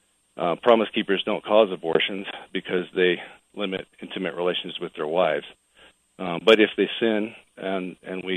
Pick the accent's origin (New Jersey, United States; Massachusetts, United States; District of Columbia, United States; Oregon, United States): Oregon, United States; Portland; moved away as an adult; also born or lived in Los Angeles, California; I was actually raised in Portland